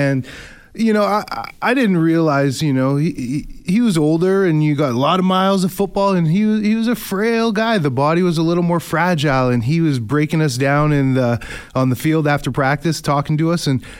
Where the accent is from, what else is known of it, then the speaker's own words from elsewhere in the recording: Canada; Just being a Canadian kid growing up with the awareness of the CFL